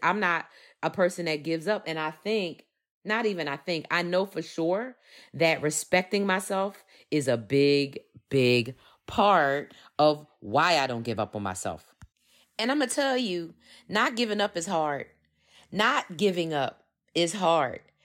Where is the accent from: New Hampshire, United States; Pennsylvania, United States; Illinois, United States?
Pennsylvania, United States; Philadelphia; I grew up in Philadelphia